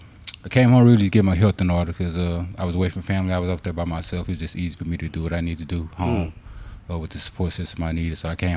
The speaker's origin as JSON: {"language": "English", "town": "Houston", "region": "Texas", "country": "United States", "tie": "born or raised there", "also_born_or_lived": "California", "said": "I'm born and raised in Houston."}